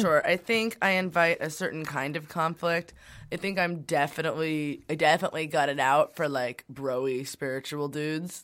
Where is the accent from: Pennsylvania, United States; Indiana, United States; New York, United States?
New York, United States; New York City; I grew up in Brooklyn